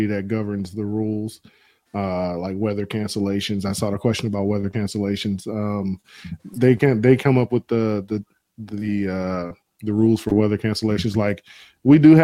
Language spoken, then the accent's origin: English; Florida, United States; I'm from Florida